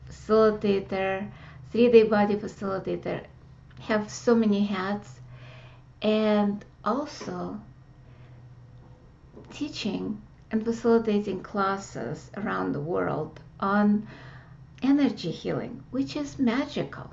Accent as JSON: {"language": "English", "country": "Russia", "tie": "born or raised there", "moved": "yes", "said": "growing up in Russia"}